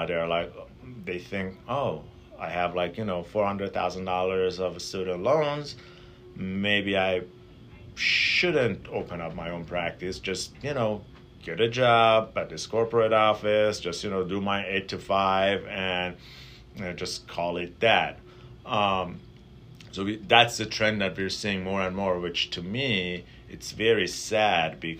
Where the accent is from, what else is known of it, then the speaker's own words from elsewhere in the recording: Tehran, Tehran Province, Iran; moved away as an adult; now in Milwaukee, United States; I grew up in Tehran, which is a big city